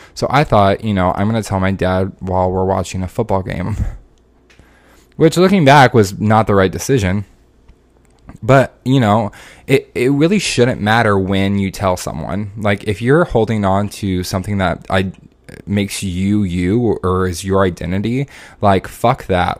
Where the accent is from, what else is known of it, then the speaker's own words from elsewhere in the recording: Indianapolis, Indiana, United States; moved away as an adult; also born or lived in Orlando; I grew up in, in Indianapolis, and then I went to school forty-five minutes away from where I grew up